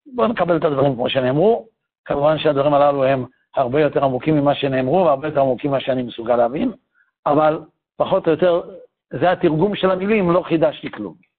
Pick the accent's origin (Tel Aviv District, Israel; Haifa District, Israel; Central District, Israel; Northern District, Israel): Tel Aviv District, Israel; Tel Aviv; אבא שלי ואמא שלי היו בתל אביב כשאני נולדתי